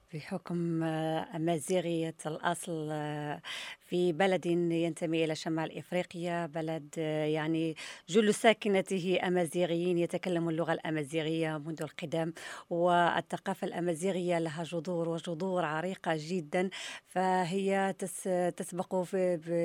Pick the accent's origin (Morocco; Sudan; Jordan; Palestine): Morocco; عندنا في المغرب